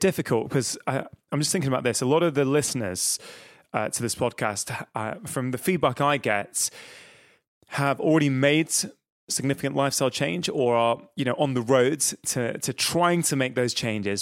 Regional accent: Manchester, North West England, United Kingdom; I'm from the Northwest, I'm from Manchester, that's where I sort of grown up most of my life

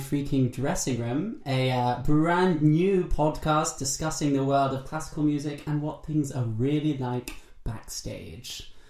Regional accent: London, United Kingdom; Hello, nice to meet you. I'm 27 years old. I was born in London. I've never moved from London.

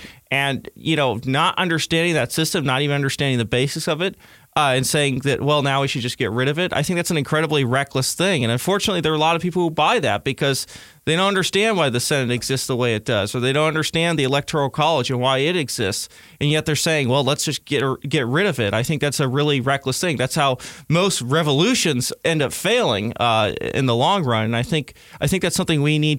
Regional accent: California, United States; even as a Californian

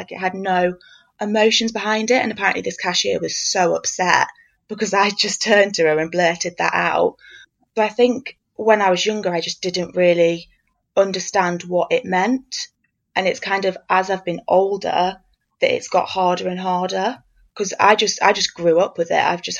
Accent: Staffordshire, West Midlands, United Kingdom; moved away as an adult; also born or lived in East London; now in London, United Kingdom; So I'm 24 next month. I am from Staffordshire originally, which is how I know Robin and Andy. That's where we went to school. But now I live in East London

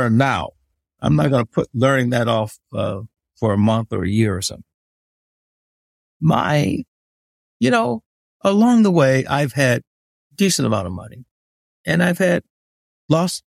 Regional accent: Tulsa, Oklahoma, United States; born or raised there; also born or lived in Forest City, Arkansas / Kansas City, Missouri

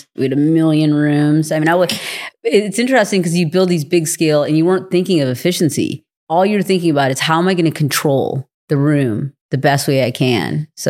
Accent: India; born there; I was born in India

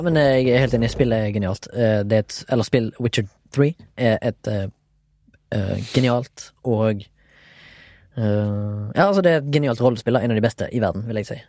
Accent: Haugesund, Rogaland, Norway; jeg er fra Haugesund

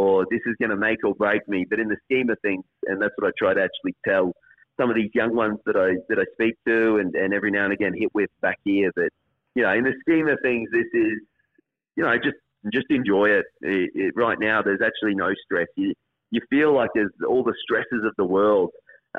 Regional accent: Queensland, Australia; Obviously, being a Queenslander

